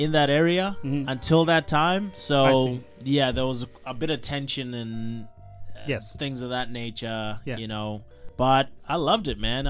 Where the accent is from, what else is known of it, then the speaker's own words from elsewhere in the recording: Zimbabwe; also born or lived in Middlemount, Australia; now in Australia; in Zimbabwe, we say Tshuma.